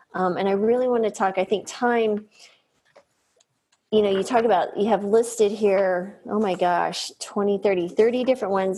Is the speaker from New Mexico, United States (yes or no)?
yes; New Mexico, United States; I grew up in New Mexico, so I was cooking at the state fair enchiladas and stuff by eight